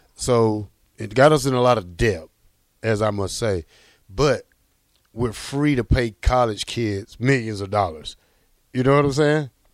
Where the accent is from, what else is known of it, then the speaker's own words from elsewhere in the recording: Georgia, United States; moved away; I'm from Georgia